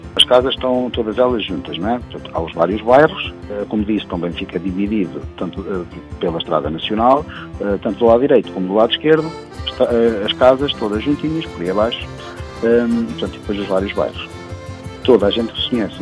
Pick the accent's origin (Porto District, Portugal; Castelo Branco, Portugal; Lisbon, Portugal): Castelo Branco, Portugal; São Miguel de Acha; a minha aldeia é uma freguesia eh, situada, portanto, na, na, na beira interior sul